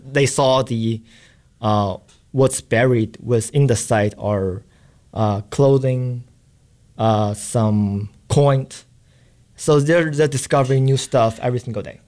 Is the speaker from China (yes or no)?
yes; China; moved away as an adult; also born or lived in Boston; I'm from China